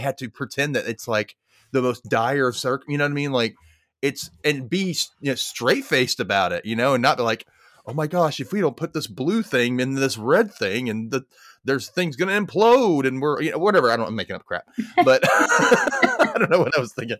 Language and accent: English; the South, United States; I'm in Mississippi. I grew up in the South